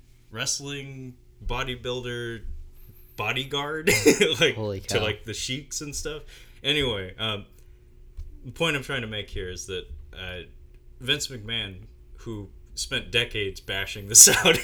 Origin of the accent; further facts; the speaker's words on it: United States; we're both American